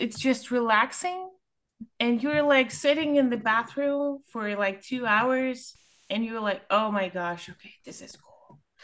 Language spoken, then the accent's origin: English; Ukraine; I'm from Ukraine